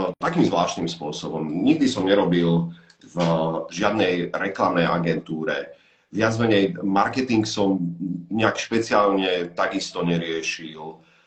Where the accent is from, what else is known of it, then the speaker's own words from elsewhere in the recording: Slovakia; vypadol som zo Slovenska, ja som mal v úmysle ani sa moc nevracať už sem